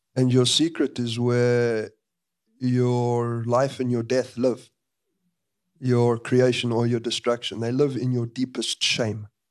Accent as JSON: {"language": "English", "country": "South Africa"}